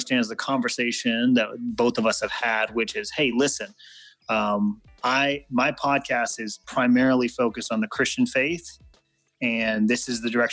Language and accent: English; Guam; my dad was in the Air Force, and I grew up on Guam.